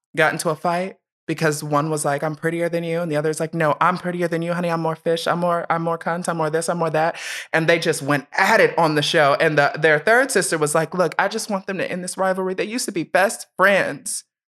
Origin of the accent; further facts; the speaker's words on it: Columbus, Ohio, United States; also born or lived in Steubenville, Ohio; I was born in Steubenville, Ohio, but raised in Columbus.